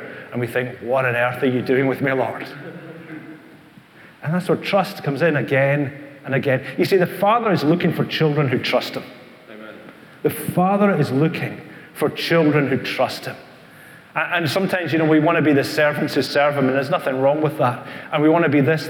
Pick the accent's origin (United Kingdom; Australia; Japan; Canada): United Kingdom; East Kilbride, Scotland; this is my wife Helen, over there in the green. And we come from East Kilbride